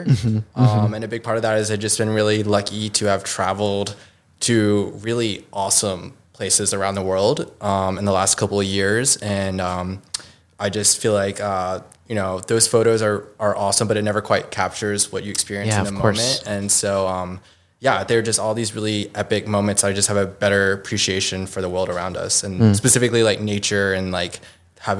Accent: Virginia Beach, Virginia, United States; also born or lived in Arlington, Virginia; I'm born and raised in Virginia. Grew up in Virginia Beach, and grew up in the same house for like most of my childhood

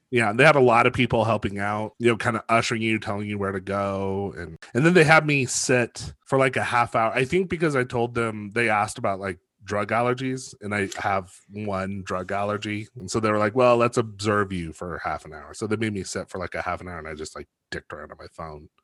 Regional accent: Los Alamos, New Mexico, United States; I grew up in Los Alamos

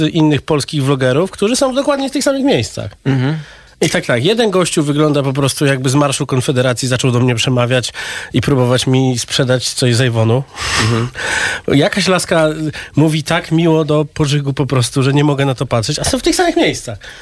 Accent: London, United Kingdom; Pół Polak, pół Serb z Londynu.

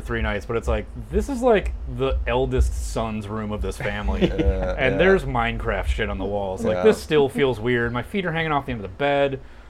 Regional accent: Dubuque, Iowa, United States; also born or lived in Milwaukee, Wisconsin; now in Madison, United States; I'm actually from Dubuque, Iowa, and then lived in Milwaukee, and now I'm in Madison.

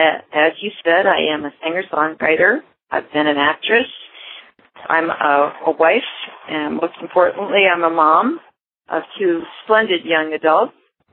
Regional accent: New York City, New York, United States; My sister and I grew up in New York City, in the Bronx, and in Manhattan.

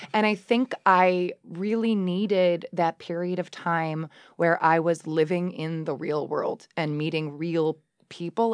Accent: Ann Arbor, Michigan, United States; also born or lived in Okemos, Michigan; I grew up in Ann Arbor, uh, in the nineties

